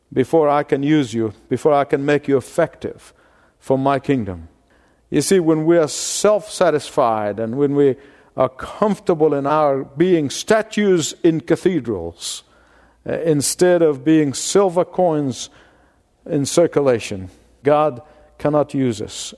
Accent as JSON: {"language": "English", "country": "Egypt", "tie": "born or raised there", "moved": "yes", "said": "I grew up in Egypt"}